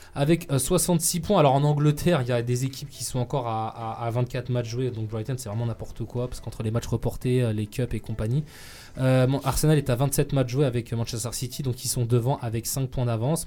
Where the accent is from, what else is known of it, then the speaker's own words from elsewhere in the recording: France; on est français